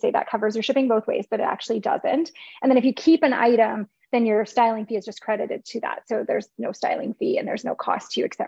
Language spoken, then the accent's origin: English; St. Albert, Alberta, Canada; I'm from St. Albert